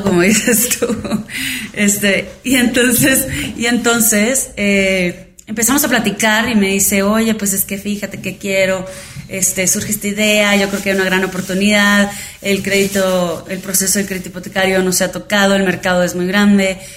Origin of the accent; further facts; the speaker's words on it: Hermosillo, Sonora, Mexico; moved away as an adult; also born or lived in Arizona, United States; now in Mexico City, Mexico; yo soy de Hermosillo, Sonora y nací y ahí está este, mi familia